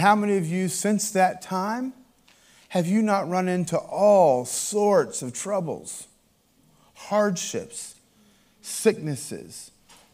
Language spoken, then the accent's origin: English; Appalachian Mountains of Virginia, United States; I grew up in the Appalachian Mountains of Virginia. And as an Appalachian American, a.k.a. hillbilly